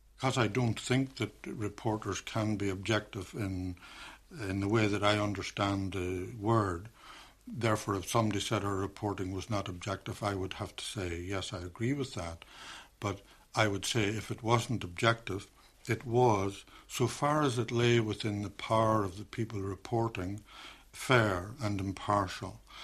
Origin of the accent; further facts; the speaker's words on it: Derry, Northern Ireland, United Kingdom; moved away; I'm from Derry